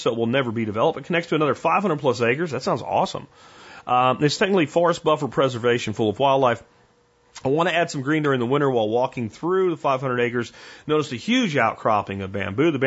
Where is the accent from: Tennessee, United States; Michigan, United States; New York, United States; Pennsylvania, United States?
Pennsylvania, United States; growing up in Pennsylvania